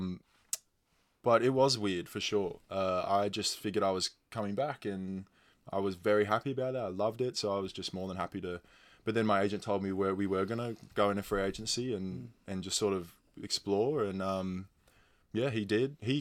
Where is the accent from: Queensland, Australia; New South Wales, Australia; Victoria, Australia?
New South Wales, Australia; Sydney; moved away as an adult; now in Adelaide, Australia; I'm from Sydney